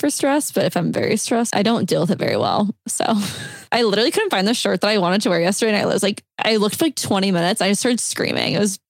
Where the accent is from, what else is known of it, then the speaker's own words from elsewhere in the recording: Nebraska, United States; That's my hometown.